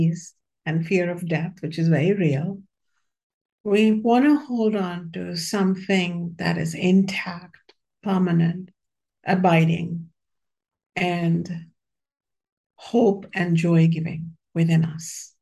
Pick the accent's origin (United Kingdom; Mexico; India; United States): India; When I was born in the India of 1960s, it was pretty steeped in patriarchy.